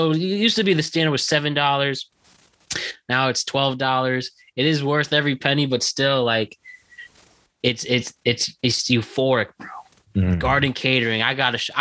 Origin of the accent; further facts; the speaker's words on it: United States; That's a local joint in my hometown. They have a few in Westchester, a few in Fairfield County